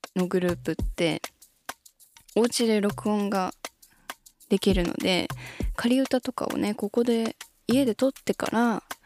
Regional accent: Shizuoka, Japan; ちなみに私は静岡市出身なので

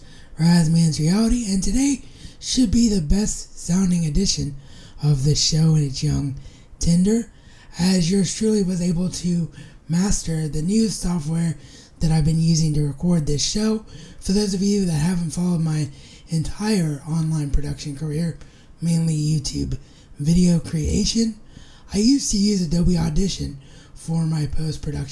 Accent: Dayton, Ohio, United States; being a Dayton boy

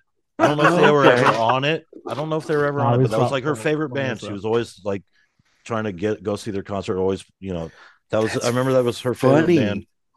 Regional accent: Florida, United States; I grew up in Florida when I was a kid

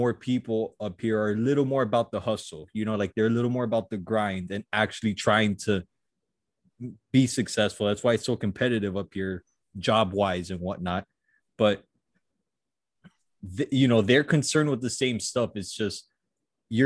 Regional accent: Miami, Florida, United States; moved away as an adult; now in New York, United States; I was from Miami

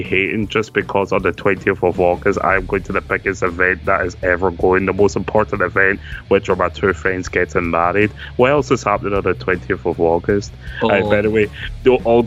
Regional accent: Scotland, United Kingdom; we're a Scottish podcast

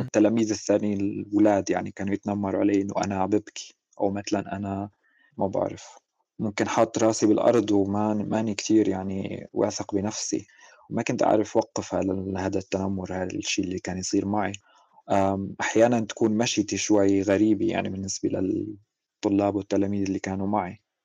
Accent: Suwayda, As-Suwayda Governorate, Syria; ولدت بمدينة السويداء بالجنوب السوري

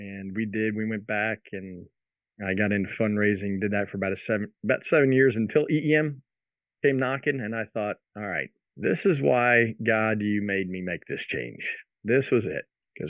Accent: New Jersey, United States; moved away as an adult; also born or lived in Philadelphia; grew up in South Jersey, graduated high school up there

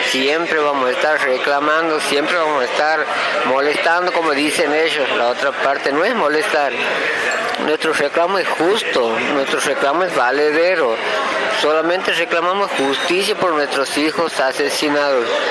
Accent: Loreto, Santiago del Estero, Argentina; somos de Loreto, una ciudad situada a 60 kilómetros al sur de la capital de Santiago del Estero

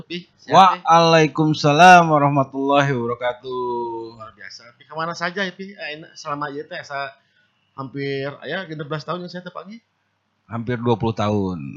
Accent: Bandung, West Java, Indonesia; born there; Tapi masih Bandung kan? Saya Bandung. Bandung. Lahir di Bandung.

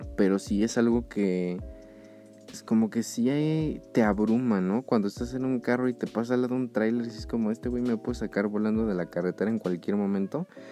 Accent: Mexico City, Mexico; yo soy de Ciudad de México

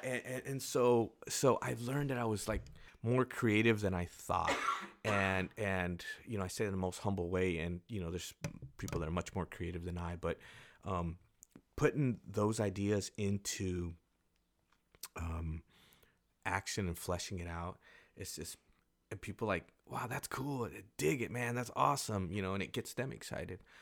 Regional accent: Carlsbad, California, United States; moved away; I'm from Carlsbad, I I go back there as much as I can. And it it might not be like the greatest, but it, it is home for me.

